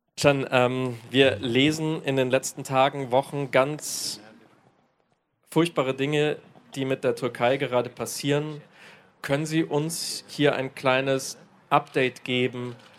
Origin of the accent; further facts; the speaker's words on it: Germany; hier in Deutschland, auch als Deutsche